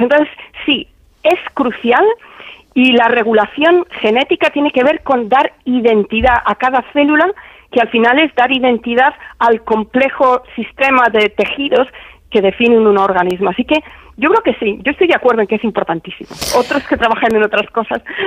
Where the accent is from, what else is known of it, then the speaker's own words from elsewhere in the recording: Spain; moved away; en mi pueblo, que mi pueblo me dedicase una calle, que me hicieran hija predilecta